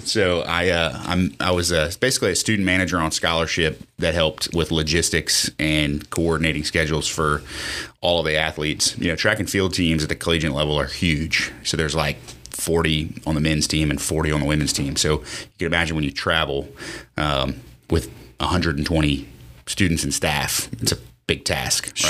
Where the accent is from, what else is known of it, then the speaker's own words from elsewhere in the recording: Lafayette, United States; born and raised in Lafayette. Um, I, uh, went to Lafayette High